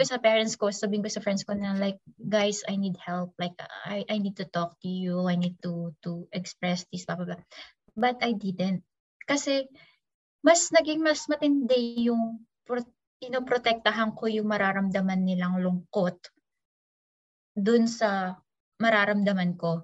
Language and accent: Tagalog; Philippines; moved away; umuwi ako sa Pilipinas